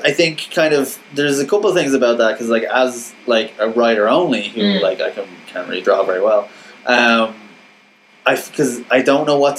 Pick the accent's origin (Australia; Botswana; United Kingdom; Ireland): Ireland